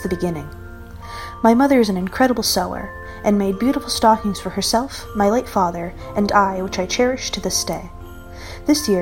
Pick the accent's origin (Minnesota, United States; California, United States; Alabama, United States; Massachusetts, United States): Massachusetts, United States; Cape Cod; I'm from Cape Cod, the arm of Massachusetts. I grew up as an only child